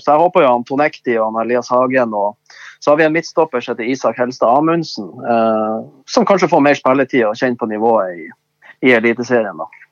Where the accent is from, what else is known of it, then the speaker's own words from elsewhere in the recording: Bodø, Nordland, Norway; født og oppvokst i Bodø